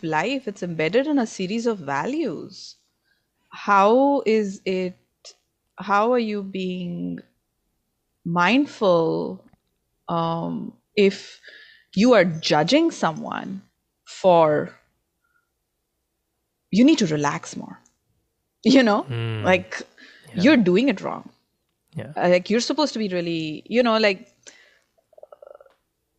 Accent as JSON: {"language": "English", "country": "India", "moved": "yes", "lives_now": "United States", "said": "I come from India, and India is a former colony of the British"}